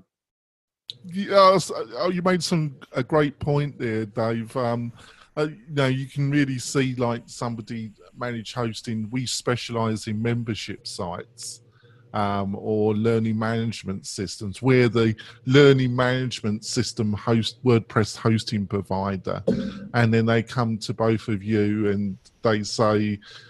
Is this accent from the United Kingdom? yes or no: yes; England, United Kingdom; I'm English